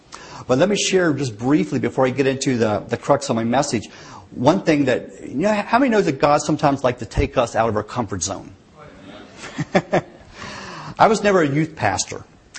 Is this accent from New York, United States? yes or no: no; West Virginia, United States; accent: West Virginia; now in Sheboygan, United States; I live in Sheboygan. My wife is from Random Lake. So, she grew up in this area, but I grew up in West Virginia.